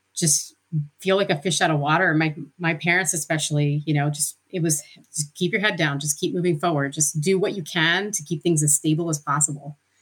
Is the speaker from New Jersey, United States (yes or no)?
yes; Princeton, New Jersey, United States; now in Pittsburgh, United States; We grew up in sort of a suburban part of Princeton, New Jersey